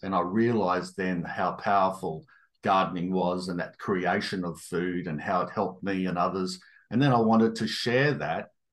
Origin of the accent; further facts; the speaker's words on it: Toowoomba, Queensland, Australia; also born or lived in Darwin; I had a pretty happy childhood growing up in Toowoomba